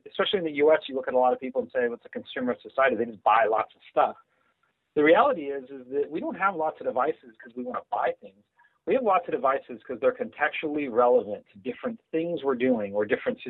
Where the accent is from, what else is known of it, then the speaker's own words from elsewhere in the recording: California, United States; also born or lived in Germany / United Kingdom / France; I was born in Germany, lived in the UK, lived in France, came to the US when I was fairly young, and you know, spent most of my life in Southern California.